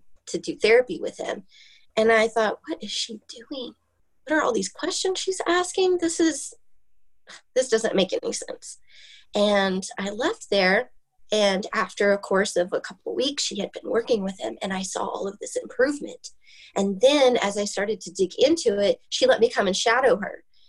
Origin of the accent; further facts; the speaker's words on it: Oklahoma, United States; now in Vinita, United States; I was raised in Oshelade, Oklahoma. It's by Bartlesville